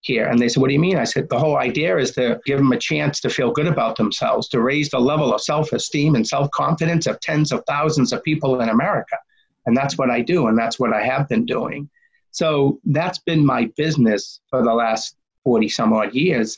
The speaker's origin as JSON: {"language": "English", "town": "Medford", "region": "Massachusetts", "country": "United States", "tie": "born or raised there", "said": "I grew up in Medford, Mass"}